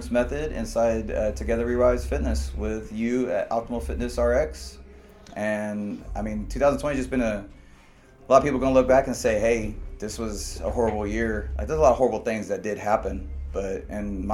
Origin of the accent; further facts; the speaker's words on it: Columbus, Indiana, United States; I was born and raised in Columbus, Indiana in 1983